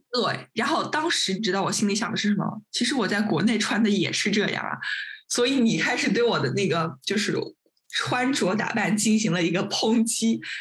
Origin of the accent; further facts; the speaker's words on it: Nanjing, Jiangsu, China; 他也是我们南京人